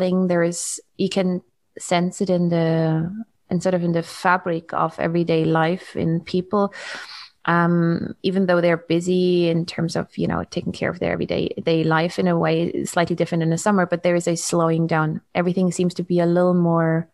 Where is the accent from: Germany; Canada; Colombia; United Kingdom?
Germany; also born or lived in Algarve, Portugal; now in Portugal; growing up in Germany